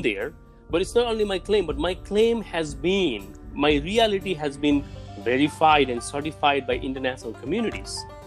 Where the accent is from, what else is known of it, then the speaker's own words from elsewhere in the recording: Bhutan; also born or lived in refugee camps; now in United States; I was born in Bhutan.